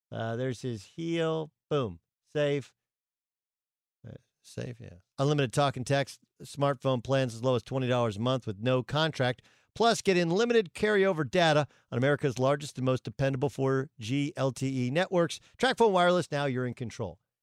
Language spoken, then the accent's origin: English; Orange, California, United States; also born or lived in Tustin; in Tustin, where I went to high school, I grew up in Orange